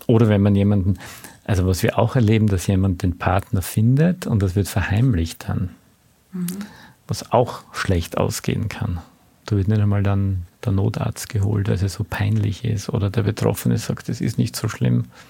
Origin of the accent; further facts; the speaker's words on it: Austria; als Österreicher